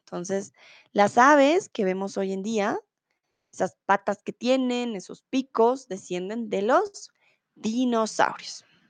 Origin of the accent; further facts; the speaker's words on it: Bogotá, Colombia; soy de Colombia, de Bogotá